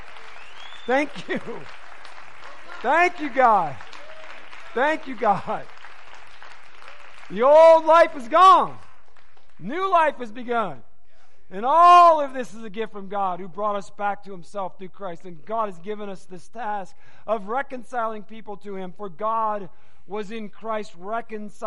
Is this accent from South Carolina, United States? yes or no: no; Michigan, United States; now in Arizona, United States; I'm from Michigan.